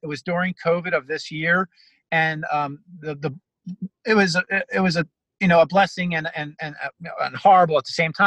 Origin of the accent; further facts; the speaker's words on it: Egg Harbor City, New Jersey, United States; now in New York, United States; Egg Harbor, my hometown, Egg Harbor City, New Jersey